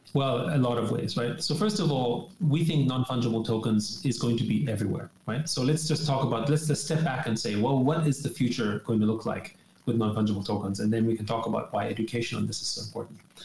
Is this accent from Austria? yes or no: yes; Austria; I grew up in Austria